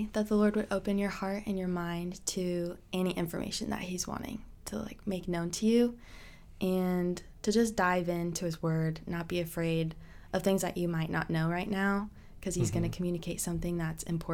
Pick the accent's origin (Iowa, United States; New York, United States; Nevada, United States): Iowa, United States; Madrid; I grew up in Madrid.